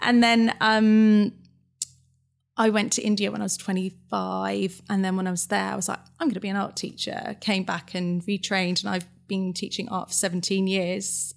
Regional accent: Fleet, South East England, United Kingdom; I'm from Hampshire. Yeah. A place called Fleet.

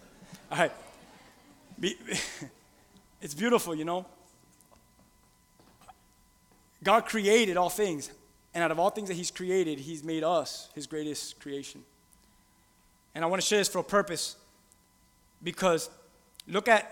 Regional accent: Key West, Florida, United States; I'm from a country called Key West, Florida.

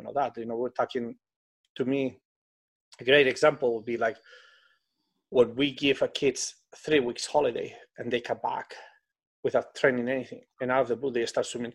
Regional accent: Spain; English is a second language; moved away as an adult; now in United States; When I came to America, I couldn't speak English

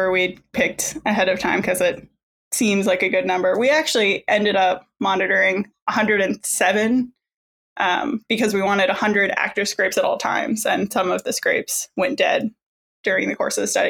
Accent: Indiana, United States; moved away as an adult; also born or lived in Washington State / Mississippi; I grew up in Indiana. That's where kind of I'm originally from.

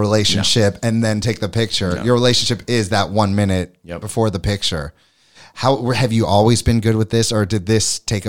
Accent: Florida, United States; also born or lived in St. Louis / New York City; Like I'm from Florida, St. Louis, New York City. And then I came here and I realized this is the place to raise my family.

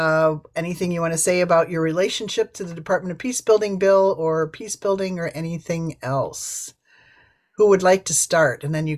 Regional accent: Lockport, Illinois, United States; Hello, I'm from Chicagoland, a little town called Lockport

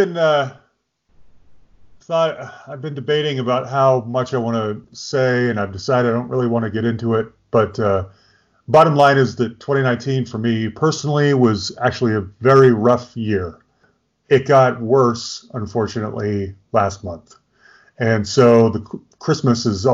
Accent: Utah, United States; also born or lived in Bay Area, California; growing up in Utah, we were right at the mouth of Little Cottonwood Canyon

